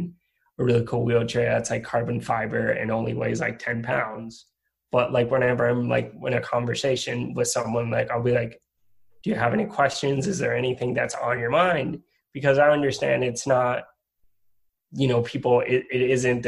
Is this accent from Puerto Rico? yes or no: yes; Puerto Rico; moved away as an adult; also born or lived in Rhode Island; I'm originally from Puerto Rico, and I went to college in Rhode Island.